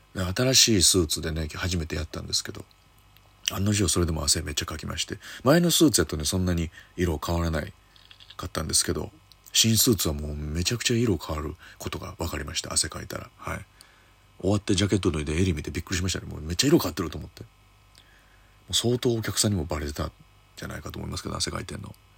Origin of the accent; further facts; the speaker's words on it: Kyoto, Japan; moved away; 僕京都出身なんですけれども、えー、地元、京都駅の向かいのイオンモールで